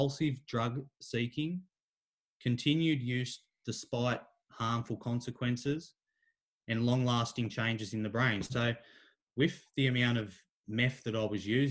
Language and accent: English; Kincumber, New South Wales, Australia; also born or lived in Warwick Farm, Sydney; I'd come back to my hometown, Kincumber